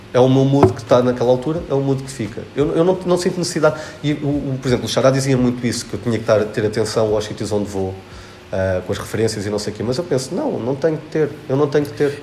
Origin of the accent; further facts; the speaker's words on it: Arganil, Centro, Portugal; quando eu cheguei a Arganil, à minha terra